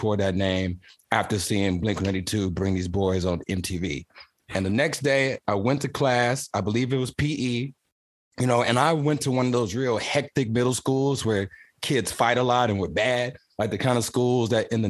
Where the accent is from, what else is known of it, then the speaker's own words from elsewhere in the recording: Houston, Texas, United States; I'm an artist from Houston, Texas